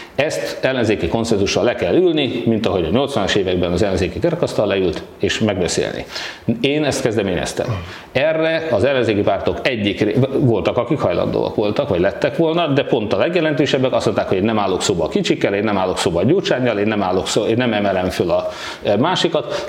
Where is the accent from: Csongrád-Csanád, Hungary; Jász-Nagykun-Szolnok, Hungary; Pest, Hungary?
Csongrád-Csanád, Hungary; Hódmezővásárhely